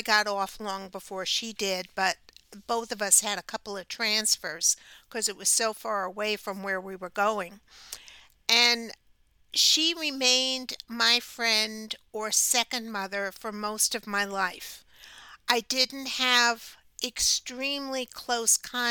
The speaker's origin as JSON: {"language": "English", "region": "New York", "country": "United States", "tie": "born or raised there", "said": "as a young child, growing up in New York, in a neighborhood with a bunch of kids."}